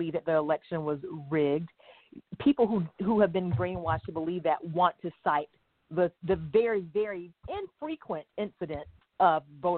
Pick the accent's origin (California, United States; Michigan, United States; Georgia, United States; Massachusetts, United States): Georgia, United States; South; I'm from South Georgia